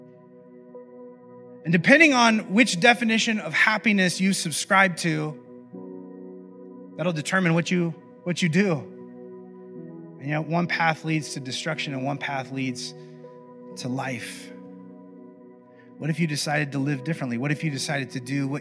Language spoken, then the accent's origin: English; Midwest, United States; I grew up in the Midwest